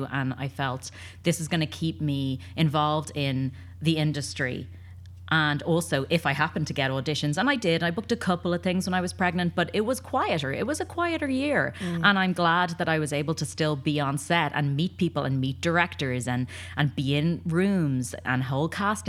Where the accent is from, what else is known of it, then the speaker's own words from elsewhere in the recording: Ireland; also born or lived in London; now in Los Angeles, United States; So I came from Ireland via London to LA and as an actor, trained in London, and then came out here